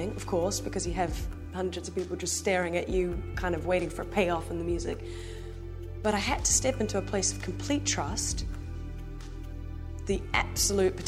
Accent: Hamilton, Waikato, New Zealand; now in New York City, United States; I'm from Hamilton, New Zealand.

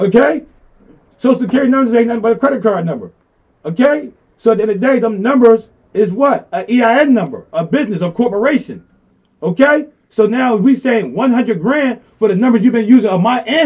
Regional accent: Philadelphia, Pennsylvania, United States; I was raised in South Philly. We all was raised in South Philly

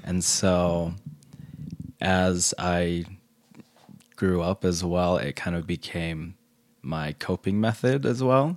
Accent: Salt Lake City, Utah, United States; I grew up here in Salt Lake.

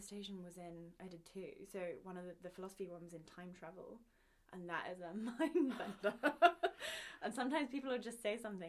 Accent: Pangbourne, South East England, United Kingdom; So I'm from Pangbourne, which is a tiny little village outside of London. It's where Wind in the Willows was written. That's the famous thing about it. I mean, it was very rural.

